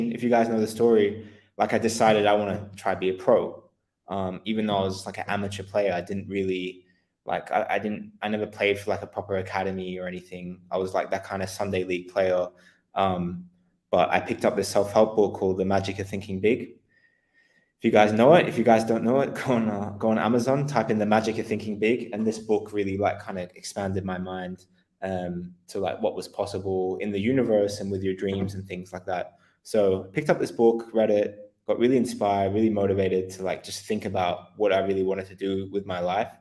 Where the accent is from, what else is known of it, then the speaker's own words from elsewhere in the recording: Australia; moved away as an adult; also born or lived in Netherlands / England; I'm Australian originally